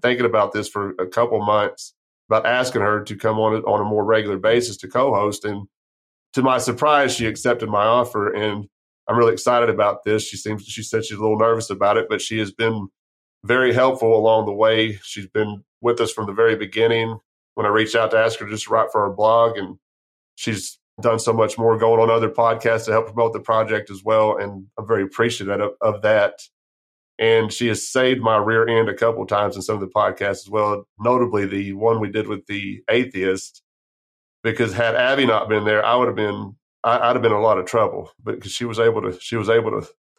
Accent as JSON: {"language": "English", "town": "San Angelo", "region": "Texas", "country": "United States", "tie": "born or raised there", "said": "I grew up right outside of San Angelo"}